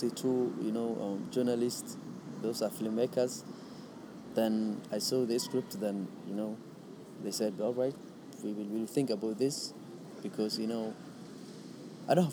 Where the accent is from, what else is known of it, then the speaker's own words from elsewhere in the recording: Somalia; also born or lived in Kenya; now in United States; Somalia is where I was born